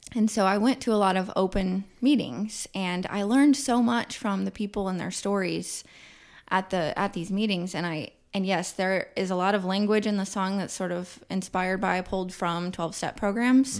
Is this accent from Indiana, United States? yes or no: no; Kansas City, Missouri, United States; Kansas City in the autumn time is my love song to my hometown.